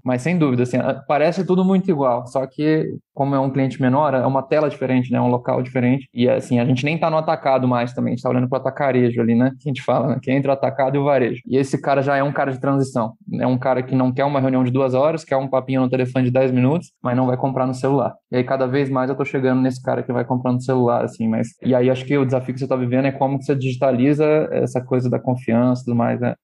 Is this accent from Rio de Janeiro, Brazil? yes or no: yes; Rio de Janeiro, Brazil; eu sou do Rio de Janeiro